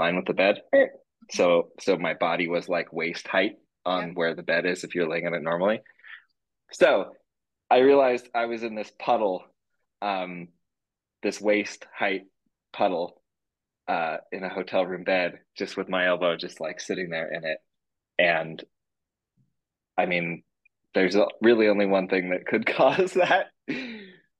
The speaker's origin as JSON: {"language": "English", "region": "Northern California", "country": "United States", "tie": "born or raised there", "said": "I was born in Northern California"}